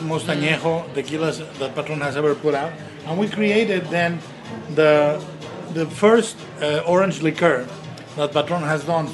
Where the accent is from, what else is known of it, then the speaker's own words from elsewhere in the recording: Jalisco, Mexico; I'm from Jalisco. This is a callback about my roots